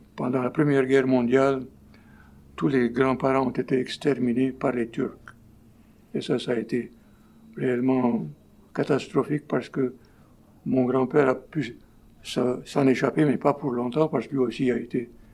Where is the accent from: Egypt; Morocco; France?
Egypt; Port Said, Port Said Governorate; moved away as an adult; now in Montreal, Canada; je suis né en Égypte